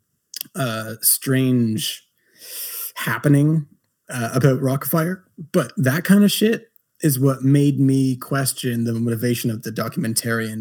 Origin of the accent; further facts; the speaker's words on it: Napanee, Ontario, Canada; my hometown, Napanee